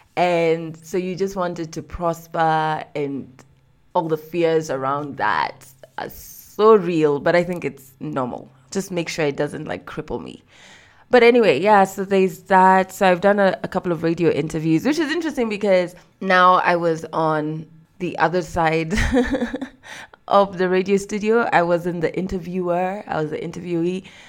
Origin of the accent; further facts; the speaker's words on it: Kenya; I'm from Kenya, I'm not from Ghana.